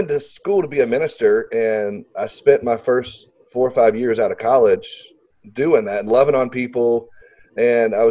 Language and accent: English; Little Rock, Arkansas, United States; I live in Arkansas, and so for people that are listening, I'm from Little Rock, Arkansas